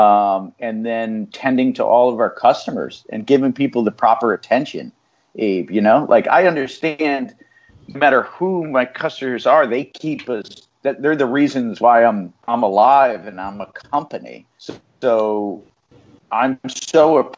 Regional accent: New Haven, Connecticut, United States; I was born here in New Haven, and most of my family's in this area.

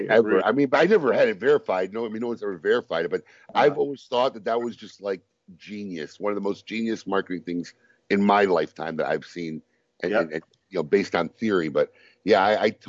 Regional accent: Chicago, Illinois, United States; moved away as an adult; Growing up in Chicago

